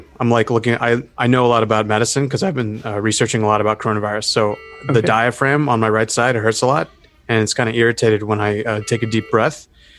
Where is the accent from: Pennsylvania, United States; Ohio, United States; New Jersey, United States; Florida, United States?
Florida, United States; No. I don't think so. I'm from Florida.